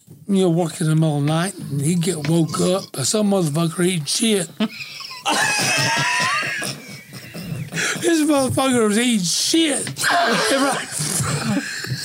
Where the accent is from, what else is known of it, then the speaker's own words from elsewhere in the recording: Western North Carolina, United States; I'm from Western North Carolina